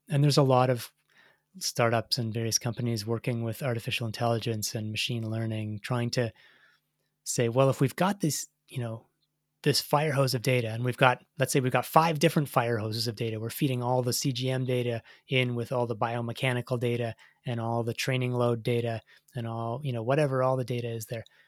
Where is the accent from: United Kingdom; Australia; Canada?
Canada; as a Canadian track fan.